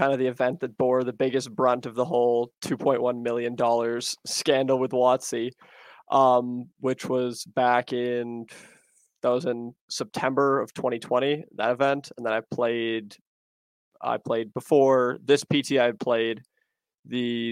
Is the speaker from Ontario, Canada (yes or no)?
yes; Toronto, Ontario, Canada; I'm from Toronto.